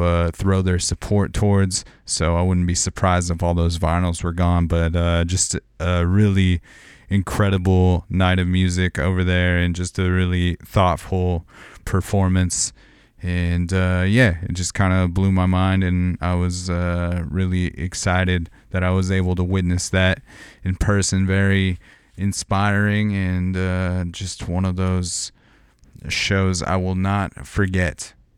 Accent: outside of Los Angeles, California, United States; growing up outside of Los Angeles

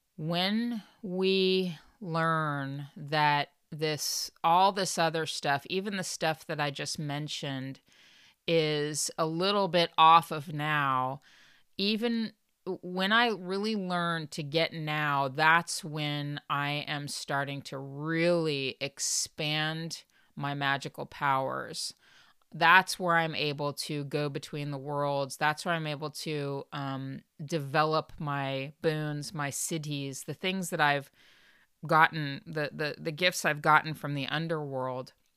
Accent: Los Angeles County, Southern California, United States; born or raised there

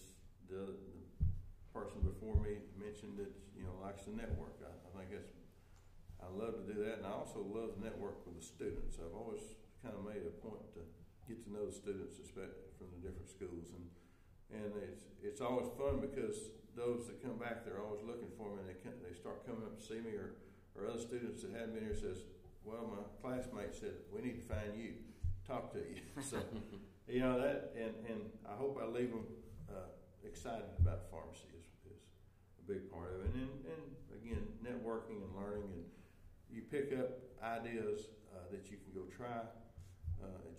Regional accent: Hico, Texas, United States; also born or lived in Houston, Texas; now in Stephenville, United States; I moved to Stephenville, which is near my hometown of Hyco

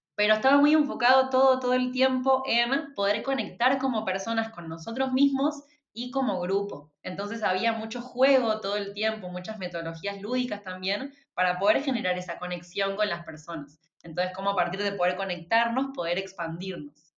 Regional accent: Argentina; yo venía de Argentina, bueno, yo soy de Argentina

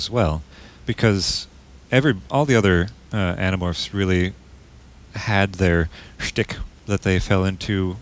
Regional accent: Minnesota, United States; accent: Minnesotan; my Minnesotan accent

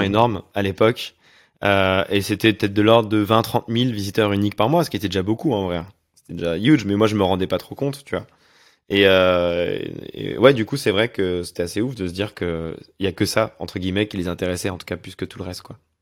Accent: Auvergne-Rhône-Alpes, France; moved away; also born or lived in Montreal; je viens d'Auvergne

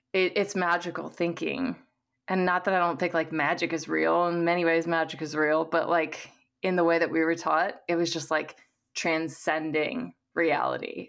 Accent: Missouri, United States; I was raised in the Midwest in, um, Missouri

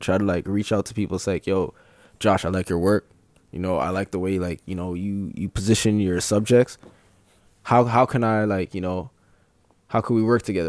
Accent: Brampton, Ontario, Canada; I'm from Brampton

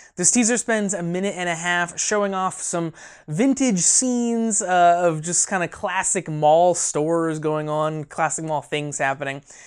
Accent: a small town in Indiana, United States; my hometown

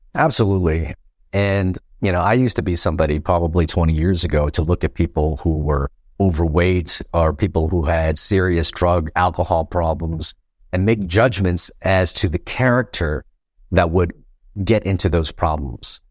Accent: Los Angeles, California, United States; also born or lived in Vietnam / Philippines; I grew up in Chinatown, Los Angeles.

